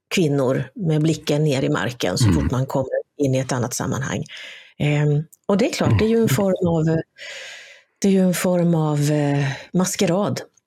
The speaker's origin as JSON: {"language": "Swedish", "country": "Sweden"}